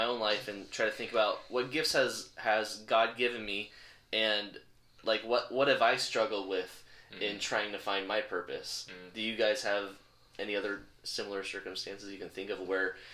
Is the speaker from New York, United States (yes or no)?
no; Southern California, United States; I grew up in Southern California, yet I'm better at Greek than Spanish